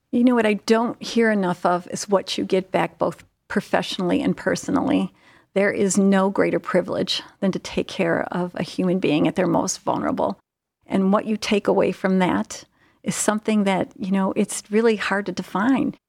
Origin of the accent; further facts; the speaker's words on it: Cleveland, Ohio, United States; I am from the Cleveland area